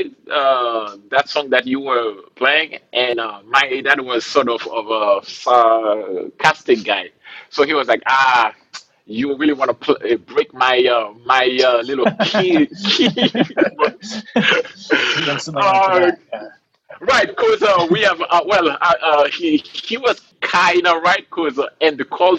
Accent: Haiti; moved away as an adult; now in Rhode Island, United States; I grew up in a country in the Caribbean called Haiti. Yeah, man, I was born and raised there

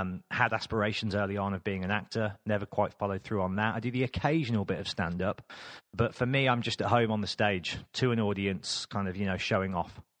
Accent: Birmingham, West Midlands, United Kingdom; moved away as an adult; now in London, United Kingdom; I am from Birmingham

